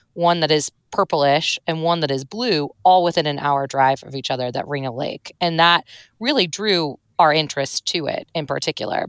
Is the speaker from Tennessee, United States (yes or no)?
no; St. Louis, Missouri, United States; moved away; I'm from Saint Louis, Missouri